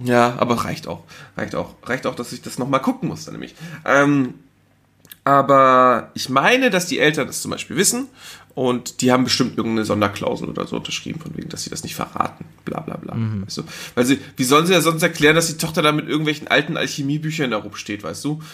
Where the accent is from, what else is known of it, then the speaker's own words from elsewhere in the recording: Germany; ich bin in Deutschland geboren, ne? ich bin deutscher Staatsbürger